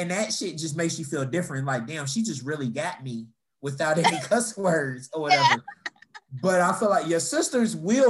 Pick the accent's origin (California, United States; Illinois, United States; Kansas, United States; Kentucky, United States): Kentucky, United States; Louisville; growing up in Louisville, we didn't get a Popeye's until until like 2001 or something like that.